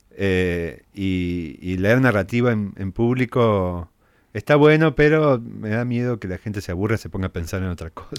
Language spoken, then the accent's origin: Spanish; San Francisco, Córdoba, Argentina; moved away as an adult; Yo nací en San Francisco, después me mudé a Córdoba para estudiar letras.